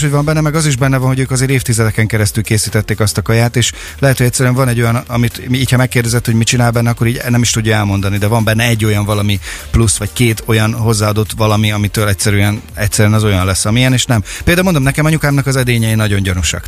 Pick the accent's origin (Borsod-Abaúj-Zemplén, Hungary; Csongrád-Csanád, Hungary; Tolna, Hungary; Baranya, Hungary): Csongrád-Csanád, Hungary; Makó; Én Makon nőttem föl, nekem Makon a Marospart, a fák illata, a kertünk